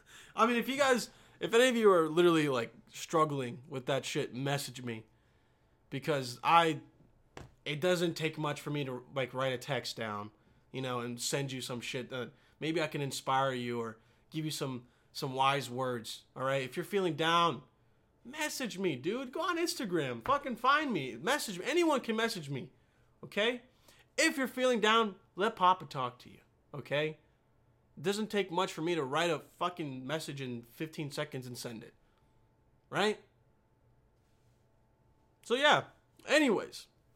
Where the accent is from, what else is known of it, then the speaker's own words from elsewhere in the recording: Remscheid, North Rhine-Westphalia, Germany; born there; also born or lived in Bosnia and Herzegovina; Okay, so I was born in Remscheid, chilled there for a little bit with the fam, and then we went back to Bosnia for like a year or two, and I was like 4.